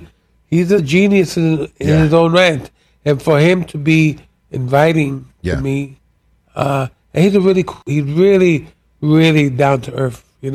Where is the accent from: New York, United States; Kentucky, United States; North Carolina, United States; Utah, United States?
New York, United States; New York City; moved away as an adult; also born or lived in Puerto Rico; now in Vermont, United States; I was born in Puerto Rico. Mm-hmm. Grew up in New York City.